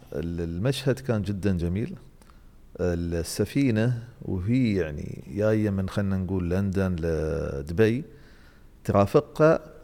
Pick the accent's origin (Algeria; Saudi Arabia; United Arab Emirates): United Arab Emirates; Dubai; عندنا في دبي